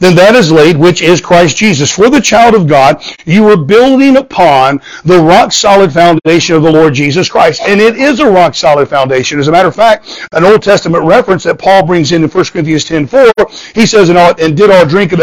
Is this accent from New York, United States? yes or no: no; Southwest Florida, United States; moved away; I grew up in Southwest Florida